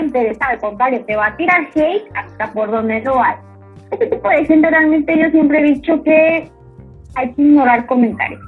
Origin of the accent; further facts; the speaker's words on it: Comalcalco, Tabasco, Mexico; also born or lived in Paraíso; mi ranchito acá, tú sabes que yo soy de Comalcalco, Paraíso, ambas lugares